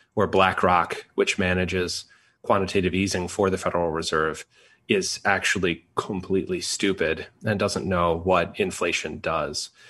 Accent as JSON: {"language": "English", "country": "United States"}